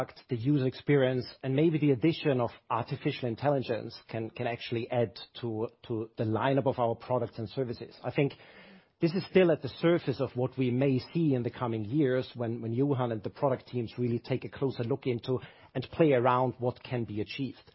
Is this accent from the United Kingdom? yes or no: no; Austria; the background 47 years ago is that I was born in Austria